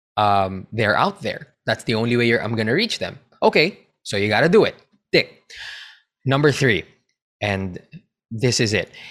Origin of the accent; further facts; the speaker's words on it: Philippines; I'm a Filipino